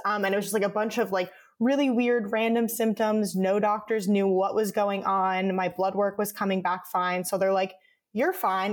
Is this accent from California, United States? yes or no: no; Connecticut, United States; moved away as an adult; now in Los Angeles, United States; I was living at home where I grew up in Connecticut.